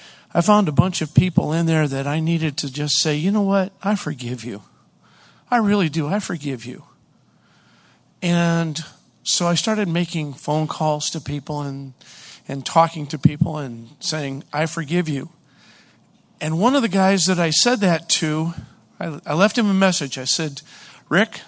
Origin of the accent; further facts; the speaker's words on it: Hollis, New Hampshire, United States; I'm from Hollis, New Hampshire